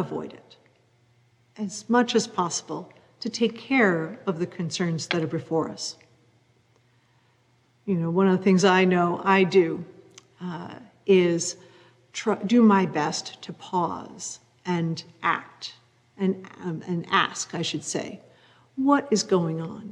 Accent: New England, United States; growing up in New England in a white, Protestant, middle-class family

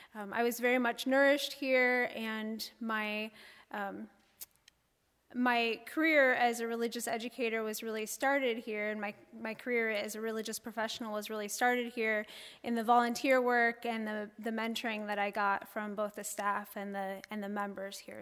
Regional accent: Bloomington, United States; moved away as an adult; also born or lived in New Hampshire / Chicago, Illinois / Chattanooga, Tennessee; I grew up outside of Bloomington

